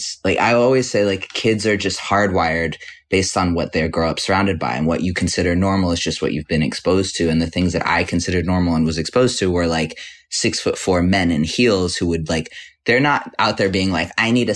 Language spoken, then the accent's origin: English; New York City, New York, United States; I grew up on the same block. The Bowery Hotel is now on the block.